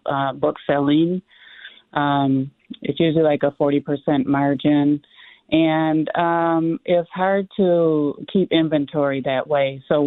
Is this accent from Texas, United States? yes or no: no; Minneapolis, Minnesota, United States; growing up in North Minneapolis